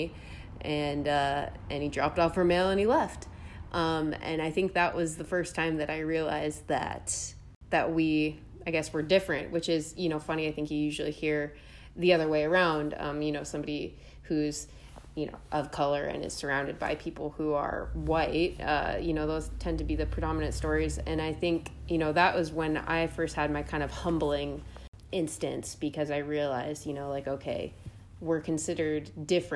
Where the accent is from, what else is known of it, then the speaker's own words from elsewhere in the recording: Oakland, California, United States; I grew up in Oakland, California, which is definitely more diverse